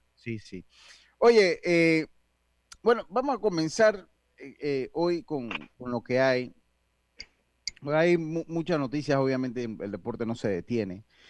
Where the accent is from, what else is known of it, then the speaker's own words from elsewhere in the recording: Los Santos, Panama; moved away; allá en mi tierra, bella, Los Santos